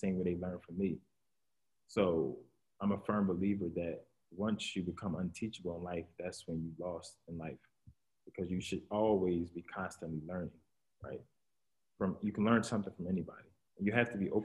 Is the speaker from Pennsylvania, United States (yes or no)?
yes; Philadelphia, Pennsylvania, United States; We're all from Philly